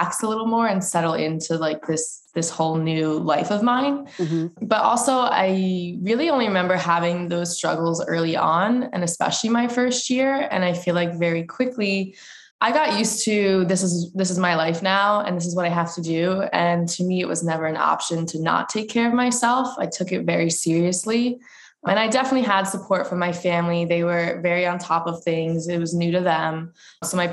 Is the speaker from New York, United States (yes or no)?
no; Pennington, New Jersey, United States; I am from Pennington, New Jersey